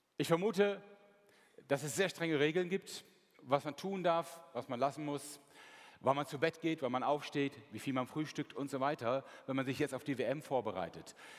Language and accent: German; Mönchengladbach, North Rhine-Westphalia, Germany; Meine Heimatstadt ist Mönchengladbach